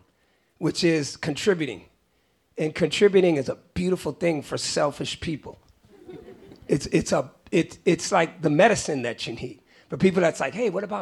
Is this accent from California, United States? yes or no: yes; Oakland, California, United States; also born or lived in Great Barrington, Massachusetts; I was always growing up in the Bay Area, I was always the weird kid. When I was in West Oakland